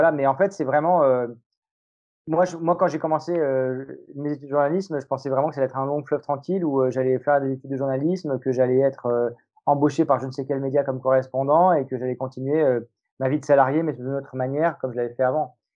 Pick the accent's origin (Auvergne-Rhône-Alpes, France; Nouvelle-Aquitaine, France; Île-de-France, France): Auvergne-Rhône-Alpes, France; Lyon; Moi, je suis lyonnais.